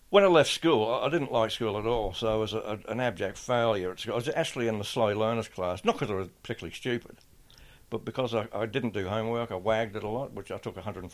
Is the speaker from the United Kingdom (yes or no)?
no; Adelaide, South Australia, Australia; born or raised there